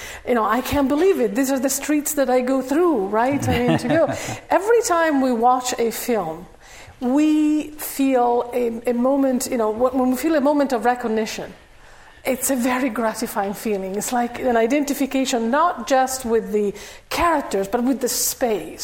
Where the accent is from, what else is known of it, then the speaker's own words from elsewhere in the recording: Italy; moved away; I'm from Italy